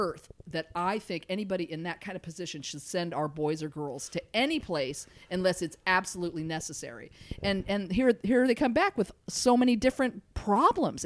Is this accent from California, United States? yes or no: yes; Los Angeles, California, United States; I'm from here. Yes, L.A., Los Angeles